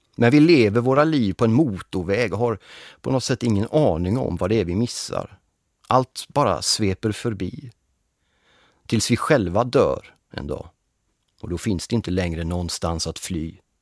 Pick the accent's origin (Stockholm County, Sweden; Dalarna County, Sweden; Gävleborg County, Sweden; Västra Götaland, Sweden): Västra Götaland, Sweden; Gothenburg; Jag är född och uppväxt i Göteborg